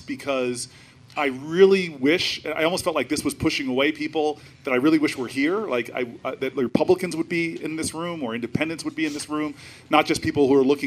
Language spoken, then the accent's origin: English; New Jersey, United States; I'm from Jersey, where we keep it real.